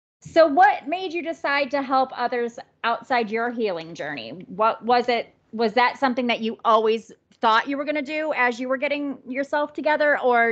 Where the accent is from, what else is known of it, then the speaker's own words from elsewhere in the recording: Wisconsin, United States; now in Florida, United States; When I moved to Florida, it was in 2007 or 8. And I was from Wisconsin.